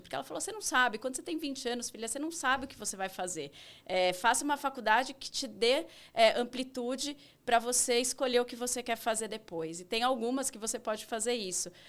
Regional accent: São Paulo, Brazil; eu vivi minha infância, sou paulista paulistana, família paulista paulistana.

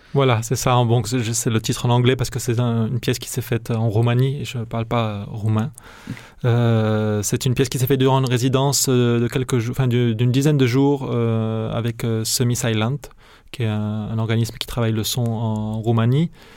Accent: Narbonne, Occitania, France; moved away; où j'ai grandi, donc qui est à Narbonne

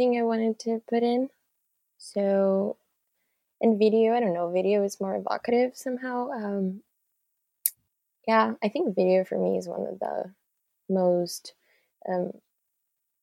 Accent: Brazil; moved away as an adult; now in Victoria, Canada; I'm 25. I'm from Brazil

